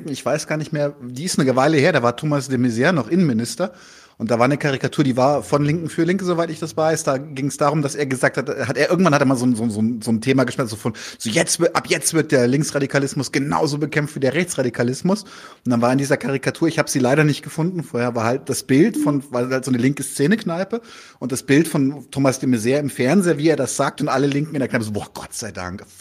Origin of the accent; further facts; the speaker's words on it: Bavaria, Germany; in meiner Zeit auf dem bayerischen Land, wo ich herkomme